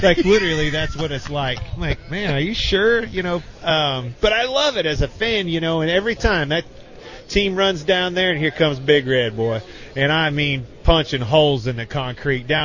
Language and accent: English; Kansas, United States; being from Kansas